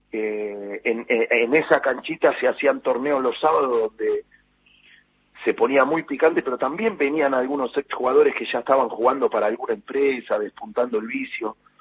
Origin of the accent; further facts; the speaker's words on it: Buenos Aires, Argentina; also born or lived in Oviedo; yo soy del barrio de Liniers, ahí muy cerquita donde está el Hospital Santoyani